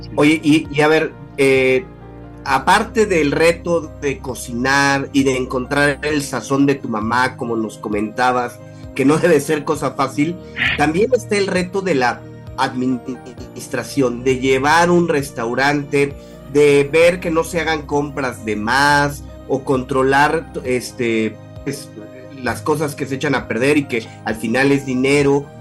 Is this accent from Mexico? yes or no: yes; Mexico; como mexicanos